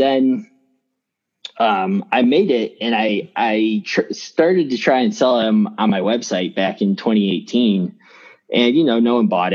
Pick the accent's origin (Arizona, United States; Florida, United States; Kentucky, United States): Arizona, United States; Phoenix; I'm from Phoenix